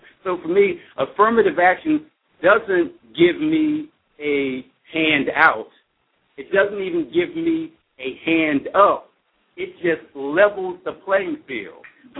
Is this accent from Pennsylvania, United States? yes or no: yes; Philadelphia, Pennsylvania, United States; I grew up in North Philly to a single mother and then went on to a black college, Cheney University.